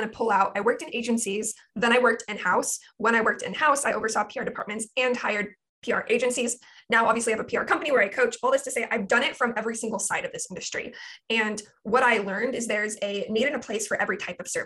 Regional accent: Portland, Oregon, United States; now in Ventura, United States; I live in Ventura, California, but I'm originally from Portland, Oregon.

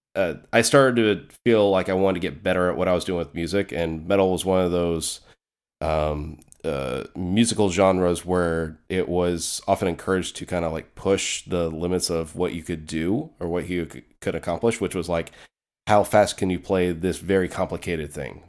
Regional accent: North Carolina, United States; moved away; also born or lived in Clayton, North Carolina; I'm originally from North Carolina. That's actually where I was born. I've lived in other places since then

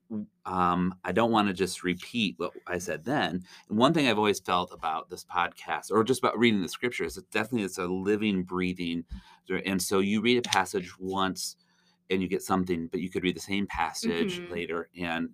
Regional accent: Zeeland, Michigan, United States; also born or lived in southern Indiana; I grew up here in Zeeland in the RCA.

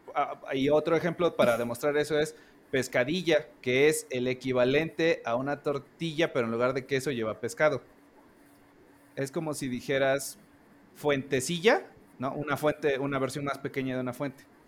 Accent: Veracruz, Mexico; now in Mexico City, Mexico; yo soy originario de Veracruz, pero vivo en el Distrito Federal.

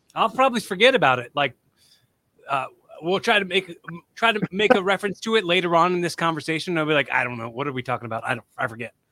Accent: Philadelphia, Pennsylvania, United States; we're from Philly

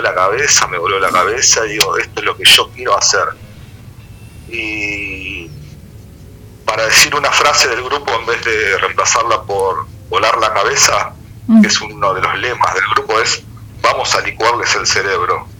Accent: Argentina; now in Buenos Aires, Argentina; yo no soy de Buenos Aires, yo soy del interior

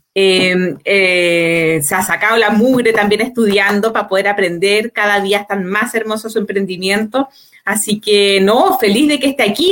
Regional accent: Santiago, Santiago Metropolitan Region, Chile; somos todos vecinos de Peñalolén

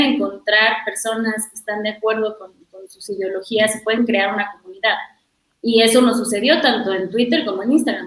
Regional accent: Mexico; nuestras vidas como mujeres, como mexicanas

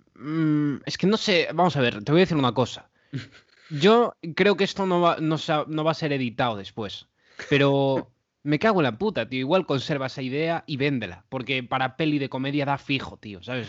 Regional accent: A Coruña, Galicia, Spain; yo soy de Coruña

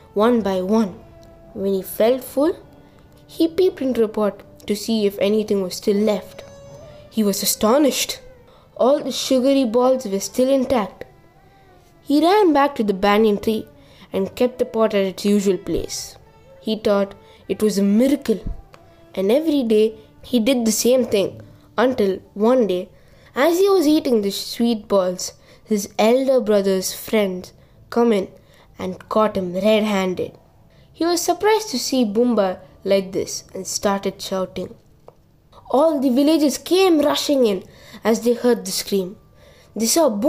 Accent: Odisha, India; my home state, Odisha.

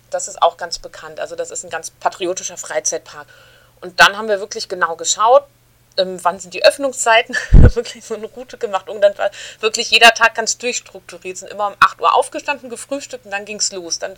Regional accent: Berlin, Germany; Ich komme ja aus Berlin, wohne jetzt seit gut zehn Jahren in Berlin

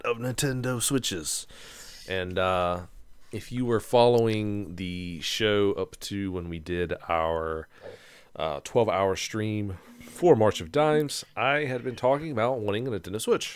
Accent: Gaston, United States; I'm from Gaston.

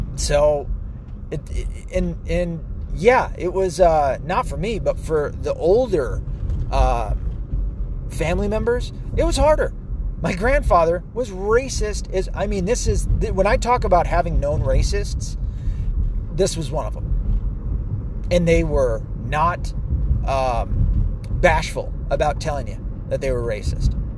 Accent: the South, United States; as a Southerner

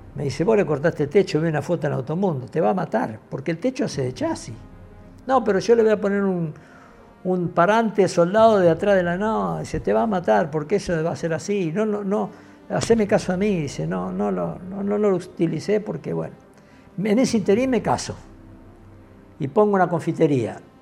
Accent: Luján, Buenos Aires Province, Argentina; yo soy de Luján

